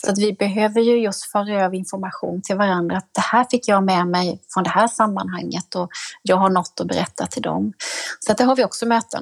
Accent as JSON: {"language": "Swedish", "town": "Jönköping", "region": "Jönköping County", "country": "Sweden", "said": "när jag fick ta plats hemma i Jönköping i kulturnämnden"}